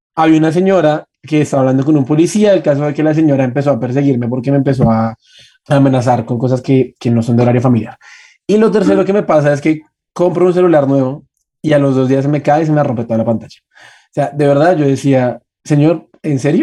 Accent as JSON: {"language": "Spanish", "country": "Colombia", "said": "como colombianos"}